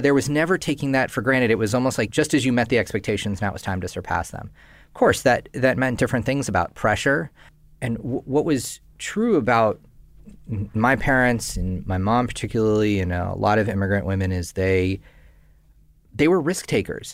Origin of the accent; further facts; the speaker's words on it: Northern California, United States; I grew up in Northern California to Indian immigrant parents